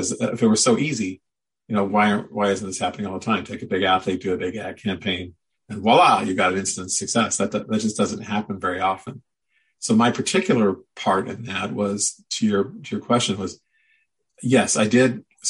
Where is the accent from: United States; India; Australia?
United States; Midwest; now in Oregon, United States; again, I grew up in the Midwest and moved to Oregon. I could never see highlights.